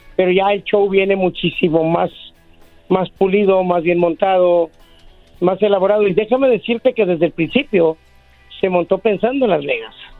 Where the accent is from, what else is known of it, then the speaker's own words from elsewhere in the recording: Mexico; como mexicano